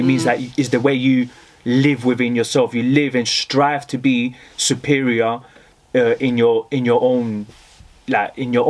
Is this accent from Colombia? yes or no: yes; Colombia; I guess my roots, I'm from Colombia